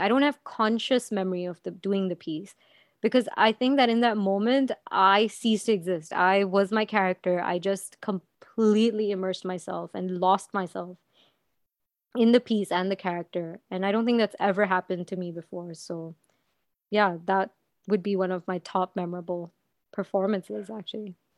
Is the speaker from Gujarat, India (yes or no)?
yes; Anand, Gujarat, India; moved away; also born or lived in Dubai; my hometown, which is Anand in Gujarat